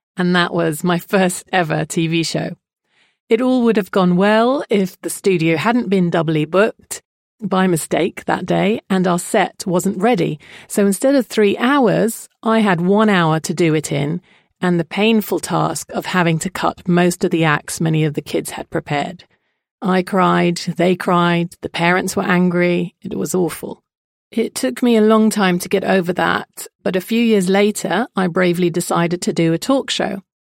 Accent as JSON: {"language": "English", "country": "Jordan", "tie": "born or raised there", "said": "I was brought up in Jordan, to a mother who is British and a father who is Jordanian of Kurdish origin."}